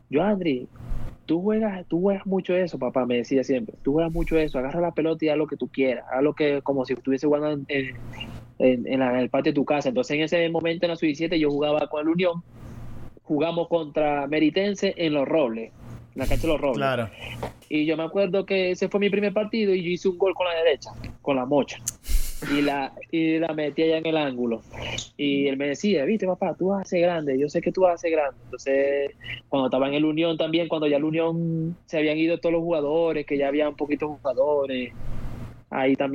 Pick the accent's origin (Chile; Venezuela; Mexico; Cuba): Venezuela; que porque somos venezolanos nos van a querer venir a pisotear